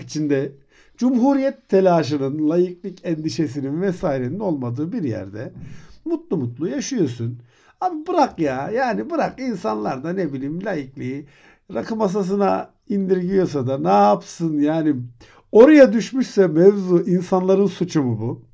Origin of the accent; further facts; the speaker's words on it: Turkey; Türkiye'de doğdum